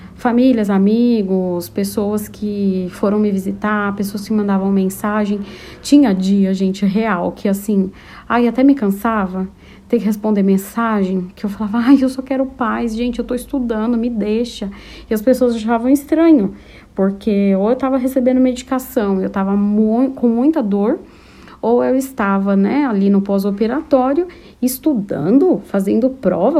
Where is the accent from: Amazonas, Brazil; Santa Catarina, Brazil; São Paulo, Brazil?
São Paulo, Brazil; also born or lived in Taboão da Serra; Eu sou de São Paulo, capital